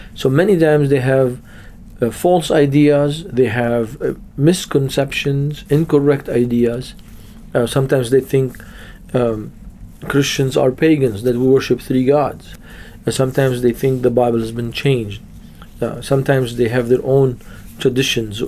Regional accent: Beirut, Beirut Governorate, Lebanon; I was born and raised in Beirut, Lebanon

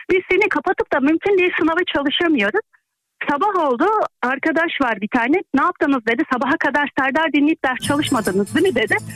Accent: Yozgat Province, Turkey; also born or lived in Sivas / Arnavutköy, Istanbul; now in Istanbul, Turkey; Arnavutköy'den ama Yozgatlıyım. Seni Sivas'ta okurken dinliyordum.

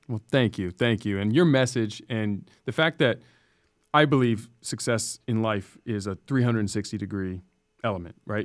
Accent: San Diego, California, United States; I grew up in Scripps Ranch

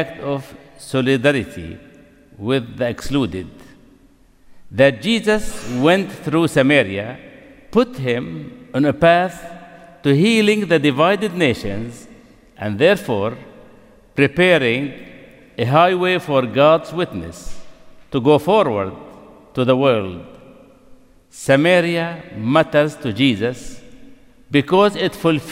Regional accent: Nablus, West Bank, Palestine; Nablus, my hometown

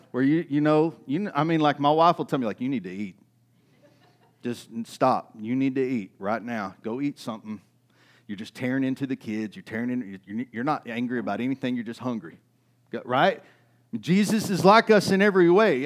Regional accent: East Texas, United States; I grew up in East Texas.

